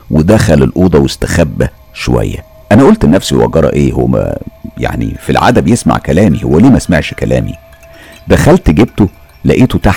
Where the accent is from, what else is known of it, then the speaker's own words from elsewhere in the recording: Mansoura, Dakahlia, Egypt; احنا زي ما انتوا عارفين وواضح من حكايتي ان احنا من المنصورة واحنا من المنصورة نفسها وكانت زمان المنصورة فاضية مش زي دلوقتي مليانة عمار وناس